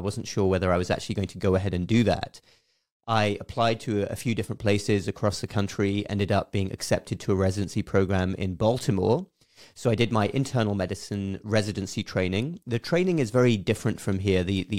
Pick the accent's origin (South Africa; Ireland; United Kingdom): United Kingdom; South East England; moved away as an adult; now in United States; And I grew up in England, southeast of England.